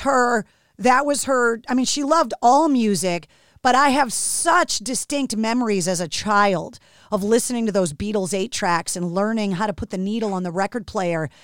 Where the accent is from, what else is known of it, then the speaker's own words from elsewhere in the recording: Boston, Massachusetts, United States; from Boston, like me